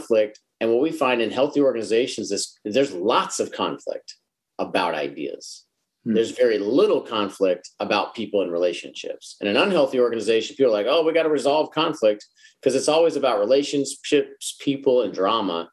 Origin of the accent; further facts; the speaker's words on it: Dallas, Texas, United States; I'm from Dallas